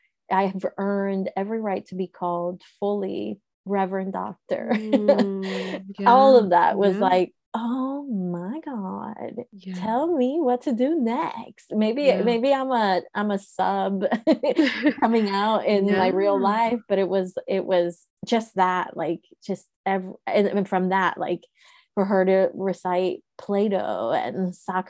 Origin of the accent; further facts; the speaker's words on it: Managua, Nicaragua; now in United States; I was born in Managua, Nicaragua in 1985